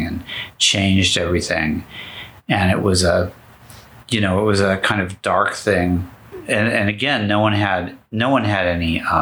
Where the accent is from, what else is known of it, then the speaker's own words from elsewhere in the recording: Los Angeles, California, United States; I grew up in Southern California in the 60s